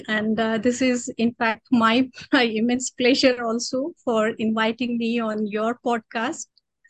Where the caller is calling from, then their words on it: Latur, Maharashtra, India; I am currently located in Latur, Maharashtra.